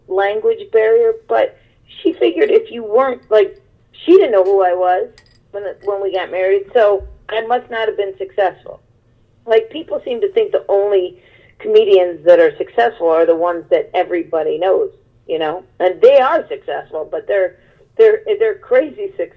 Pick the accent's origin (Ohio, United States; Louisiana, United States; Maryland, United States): Ohio, United States; Cleveland; also born or lived in Los Angeles / Brooklyn; now in Pennsylvania, United States; I'm from Cleveland.